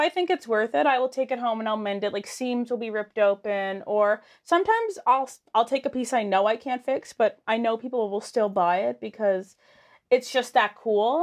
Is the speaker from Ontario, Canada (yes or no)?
no; Lower Sackville, Nova Scotia, Canada; I'm from Sackville